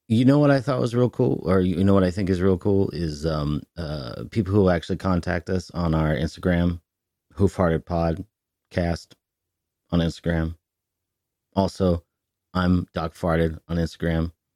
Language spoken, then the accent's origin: English; Northern California, United States; moved away; I'm from NorCal